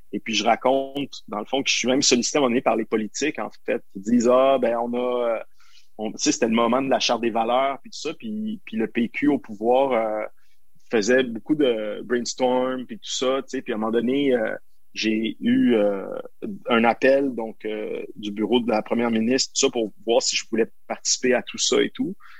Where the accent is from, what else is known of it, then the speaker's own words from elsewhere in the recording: Montreal, Quebec, Canada; je sois à Montréal, ma ville natale